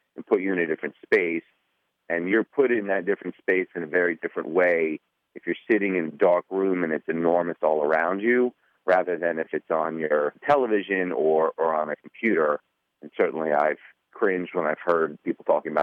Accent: Miami, Florida, United States; I'm from Miami

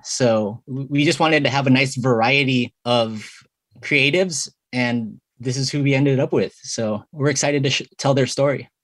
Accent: San Diego, California, United States; many of us Filipino Americans, like me and Rio, we grew up here in San Diego

